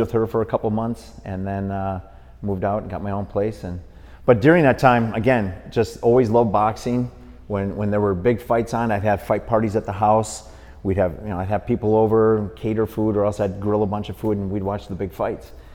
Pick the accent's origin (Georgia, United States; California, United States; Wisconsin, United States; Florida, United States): Wisconsin, United States; Milwaukee; grew up in Milwaukee, Wisconsin